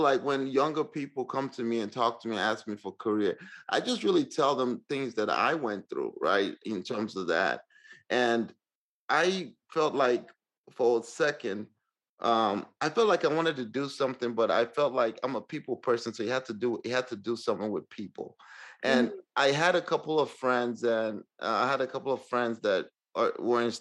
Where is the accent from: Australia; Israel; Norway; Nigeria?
Nigeria; moved away as an adult; now in Northwest Arkansas, United States; I came from Nigeria to the States